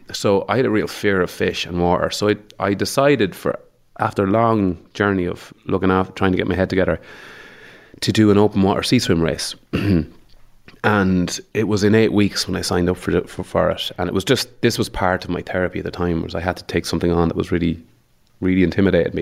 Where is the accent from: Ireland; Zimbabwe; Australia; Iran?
Ireland; Mullingar, Westmeath; moved away as an adult; also born or lived in Dublin; I'm from Mullingar